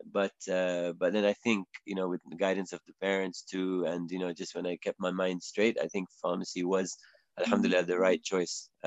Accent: England, United Kingdom; I hope my I hope my accent is makes it clear that I, am from England.

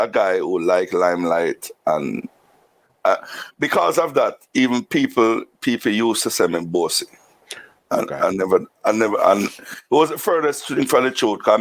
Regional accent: Saint Mary, Jamaica; born or raised there; also born or lived in Kingston, Jamaica

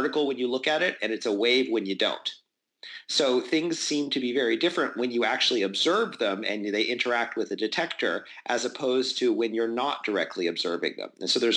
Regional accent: Albuquerque, New Mexico, United States; I grew up in Albuquerque, New Mexico

